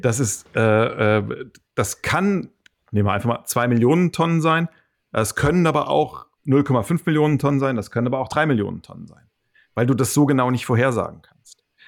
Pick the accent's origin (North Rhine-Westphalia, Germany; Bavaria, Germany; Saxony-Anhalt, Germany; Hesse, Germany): Hesse, Germany; ich bin kein Schwabe, ich bin rein Hesse